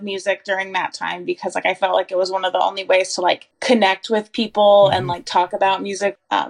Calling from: Asheville, North Carolina, United States; also born or lived in New Bern, North Carolina; I'm calling in from New Bern, North Carolina. I live in Asheville, but I'm here for a little while.

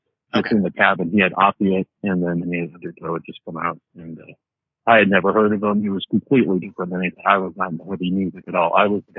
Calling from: Hot Springs, Montana, United States; I am calling from your favorite place in the country, Jason, rural Montana.

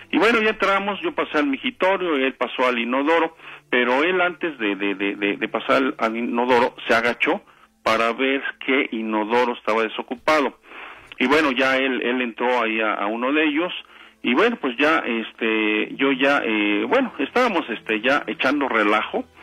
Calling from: Ayotla, State of Mexico, Mexico; De Ayotla Terror.

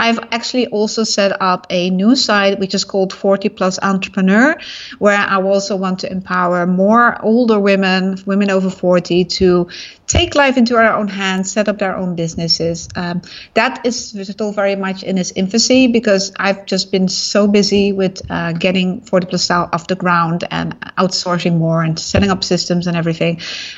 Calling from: Singapore; I'm in Singapore. Very hot.

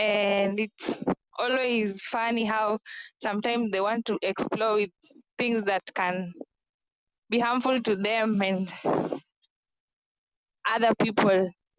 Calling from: Kenya; This is …. I'm joining from Kenya, and right now I'm in Kaloleni.

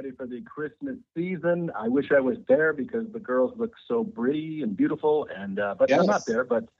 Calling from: Hollywood, California, United States; I'm calling from Hollywood, California.

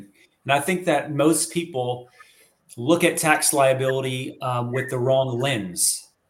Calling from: Chiefland, Florida, United States; North Florida, actually a little town called Chiefland, Florida, just west of Gainesville.

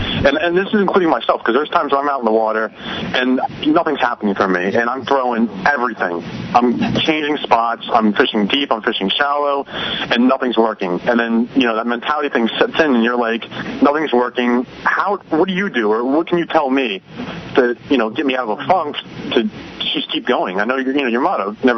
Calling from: Warminster, Pennsylvania, United States; I am calling from Warminster, Pennsylvania.

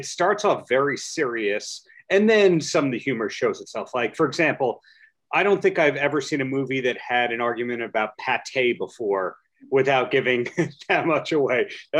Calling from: New York, United States; I am dialing in from New York.

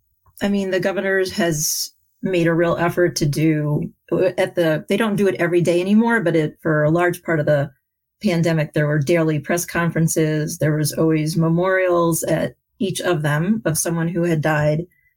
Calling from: Louisville, Kentucky, United States; I am calling from Louisville, Kentucky

